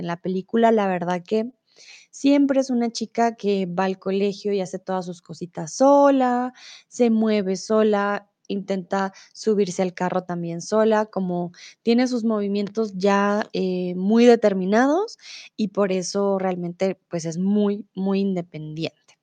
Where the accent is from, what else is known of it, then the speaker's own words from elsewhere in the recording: Colombia; also born or lived in Mexico; now in Germany; soy de Colombia, comúnmente vivo en Alemania, pero ahora estoy en México